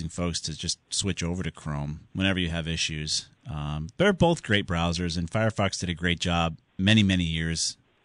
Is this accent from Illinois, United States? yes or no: no; Southington, Connecticut, United States; my hometown